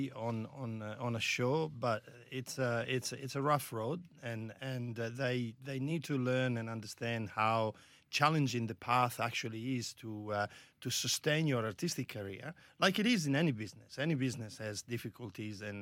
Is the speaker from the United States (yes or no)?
no; Italy; English is a second language; moved away as an adult; now in Australia; you left Italy